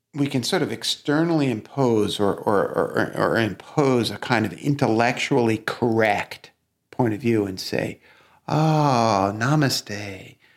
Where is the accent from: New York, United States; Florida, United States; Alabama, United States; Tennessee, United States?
New York, United States; New York City; accent: Brooklyn; we actually grew up in different parts of Brooklyn